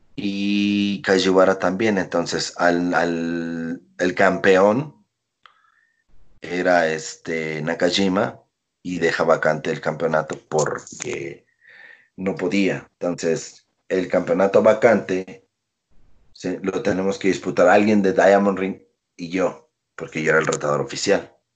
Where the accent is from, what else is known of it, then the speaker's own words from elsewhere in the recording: Veracruz, Mexico; moved away as an adult; yo también soy de Veracruz